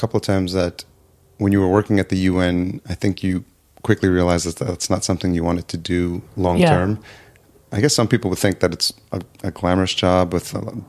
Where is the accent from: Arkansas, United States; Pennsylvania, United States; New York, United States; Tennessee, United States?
New York, United States; Yonkers; Yeah, I grew up in just outside Yonkers.